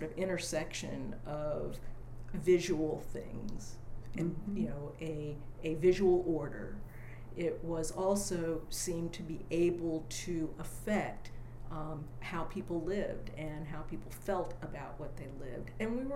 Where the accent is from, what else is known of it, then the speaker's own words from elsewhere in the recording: Sudbury, Massachusetts, United States; moved away as an adult; also born or lived in Dayton, Ohio / Englewood, New Jersey; now in Austin, United States; finally moved up to Sudbury, Massachusetts, where I spent most of my childhood and then teenage years before I went to college